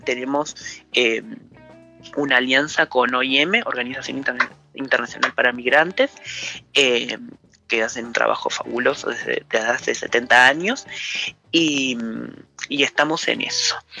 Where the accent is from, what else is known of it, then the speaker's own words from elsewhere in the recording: Rocha, Uruguay; yo soy rochense, yo nací, me crié acá